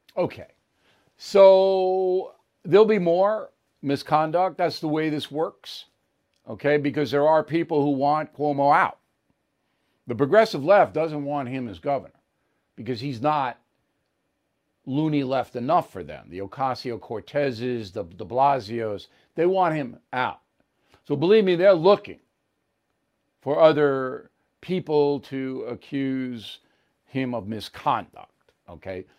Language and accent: English; New York, United States; I'm a New Yorker my whole life